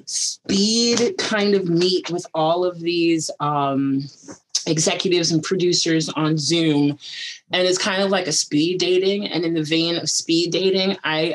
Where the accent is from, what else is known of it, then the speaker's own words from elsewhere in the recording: the Hamptons, New York, United States; I grew up in the Hamptons